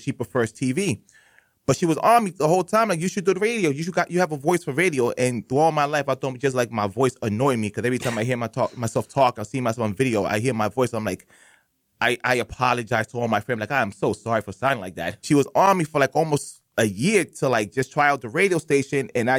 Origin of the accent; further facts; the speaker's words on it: Lawrence, Massachusetts, United States; now in Boston, United States; I'm originally from Lawrence, Massachusetts, mostly ran by Dominicans, Puerto Ricans. It used to be a 50-50, but now mainly Dominicans. I'm probably like rare Cubans that you see around there.